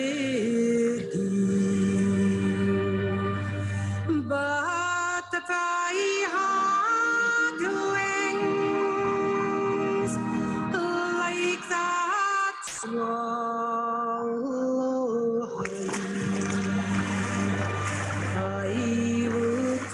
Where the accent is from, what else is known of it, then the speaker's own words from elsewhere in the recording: Isle of Skye, Scotland, United Kingdom; Growing up in Skye